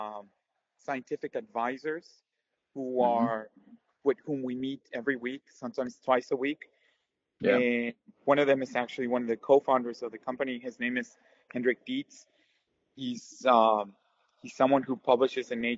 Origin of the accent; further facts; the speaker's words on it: Mexico; moved away as an adult; also born or lived in United States; I'm originally from Mexico, where I did my undergrad